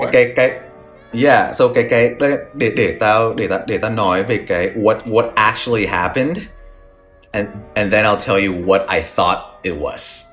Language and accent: Vietnamese; Vietnam; now in New York, United States; mình người Việt Nam